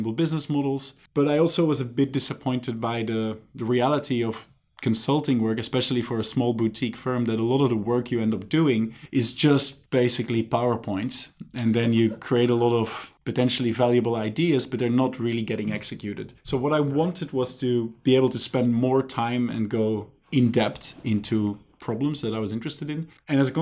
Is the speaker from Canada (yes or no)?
no; Belgium; moved away as an adult; now in Singapore; originally I'm from Belgium